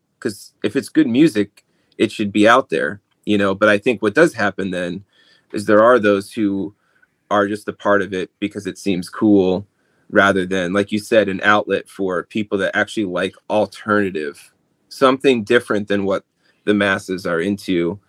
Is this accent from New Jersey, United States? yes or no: yes; New Jersey, United States; I'm from New Jersey, by the way. So I definitely understand when I tell people I'm from New Jersey, you can imagine all the stereotypes and I'm Italian, so, you know, Jersey Shore.